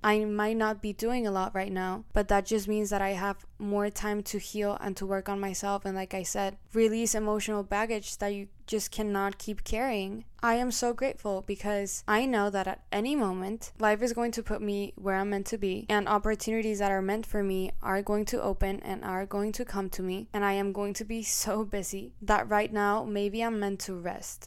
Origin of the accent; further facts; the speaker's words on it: Colombia; accent: Colombian; also born or lived in Mexico; now in United States; I was born in Mexico, and when I was very, very little, I moved to Colombia, where I was raised, and I lived there for, like, ten years.